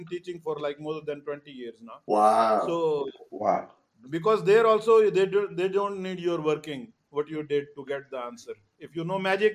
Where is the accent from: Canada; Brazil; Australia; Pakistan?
Pakistan; now in Dubai, United Arab Emirates; I'm Pakistani